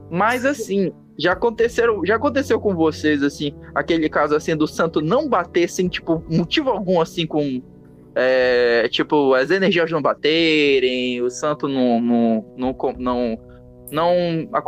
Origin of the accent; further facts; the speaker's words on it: Pará, Brazil; eu sou paraense